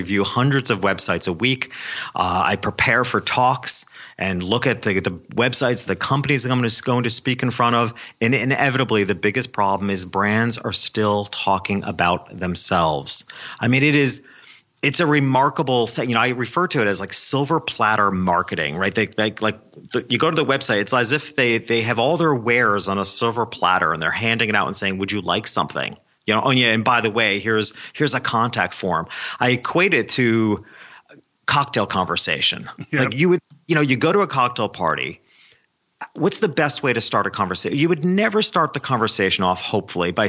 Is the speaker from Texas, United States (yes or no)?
no; New York, United States; my hometown, which was a small country town a couple hours north of New York City